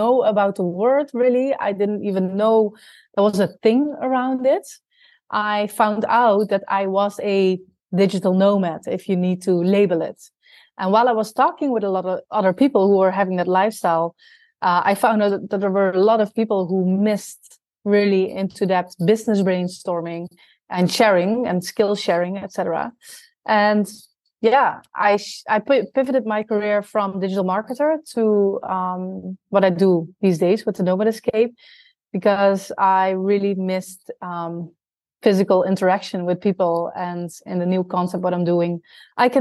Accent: Netherlands; moved away as an adult; also born or lived in South America / Australia; I'm originally from the Netherlands. And when I was 23 years old, I moved to South America to basically live abroad.

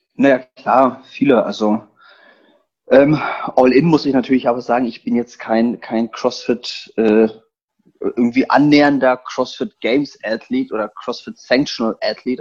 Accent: Berlin, Germany; also born or lived in eastern Poland; Ich bin geboren in Polen und ich bin als kleiner Junge gekommen, Ausländer hier Berlin.

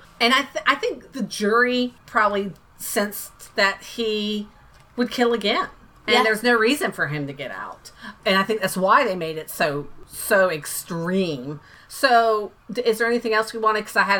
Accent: Florida, United States; moved away; I'm originally from Florida.

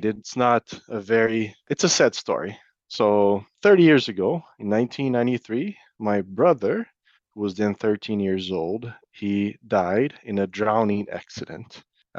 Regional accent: Brazil; now in Iowa, United States; At that time, I was still living in Brazil. I'm originally from Brazil, so my family was there.

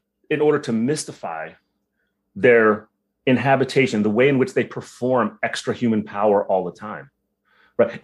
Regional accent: United States; I'm Filipino, right? So like, you know, I'm the first one that was born stateside

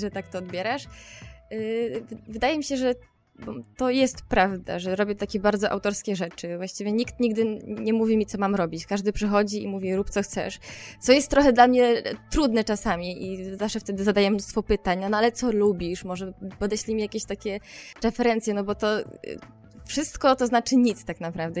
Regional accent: Podkarpacie, Subcarpathian Voivodeship, Poland; now in Warsaw, Poland; Pochodzę ze bardzo małej miejscowości na Podkarpaciu, gdzie nie miałam e, dostępu do kina, do muzeów i do festiwali jakichkolwiek

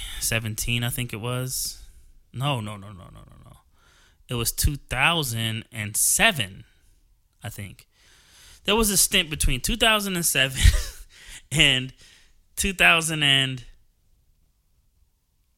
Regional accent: New Jersey, United States; moved away as an adult; also born or lived in Georgia; I'm from New Jersey. I spent most of my life in New Jersey, and that's where I lived

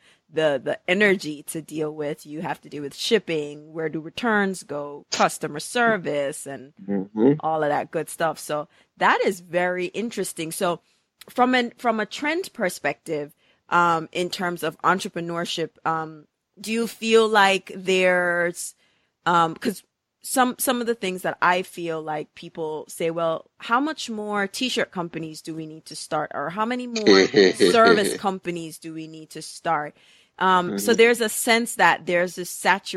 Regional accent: Jamaica; moved away; when I go back home, I'm Jamaican

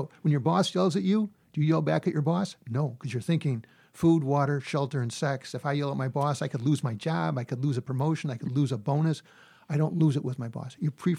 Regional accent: Midwest, United States; I'm Midwesterner.

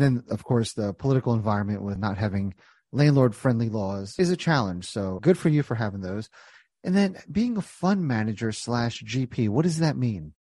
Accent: New Jersey, United States; I grew up in Jersey

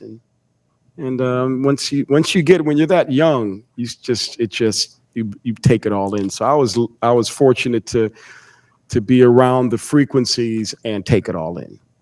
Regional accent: Bloomfield, Connecticut, United States; I'm originally from Bloomfield, the next town over. Okay. Bloomfield, Connecticut.

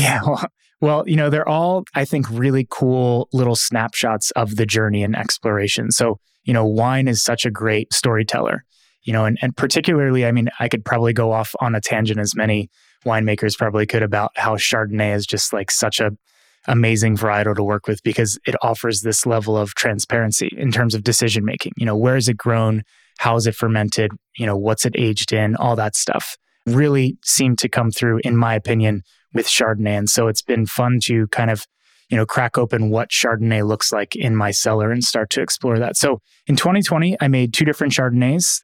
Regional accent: Philadelphia, Pennsylvania, United States; moved away; growing up in Philadelphia

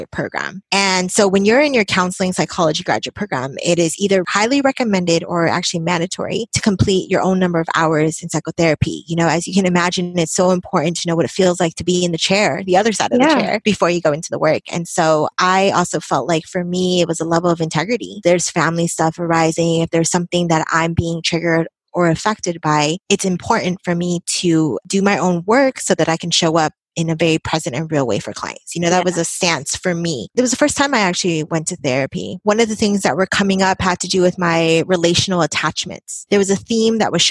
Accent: Bay Area, California, United States; born and raised in the Bay Area, practice also here in the Bay Area

